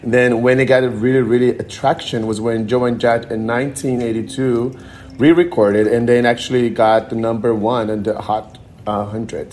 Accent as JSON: {"language": "English", "country": "Brazil", "also_born_or_lived": "Connecticut / Denver", "moved": "as an adult", "lives_now": "Miami, United States", "said": "I'm from Brazil originally"}